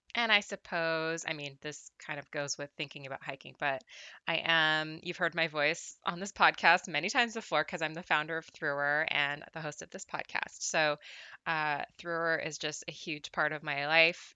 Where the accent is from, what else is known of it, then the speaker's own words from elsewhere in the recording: Southern California, United States; I'm from Southern California, uh, born and raised, I've never lived anywhere else.